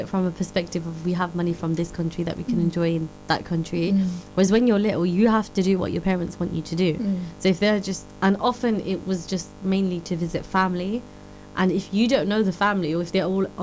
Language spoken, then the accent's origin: English; London, United Kingdom; we're called the Londonese because we're from London or the UK